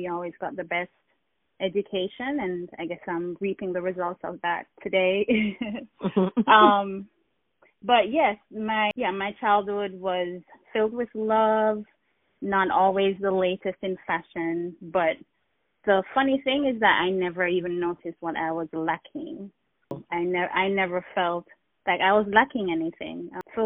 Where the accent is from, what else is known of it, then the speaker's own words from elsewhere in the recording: Jamaica; I'm Jamaican. I grew up in Jamaica.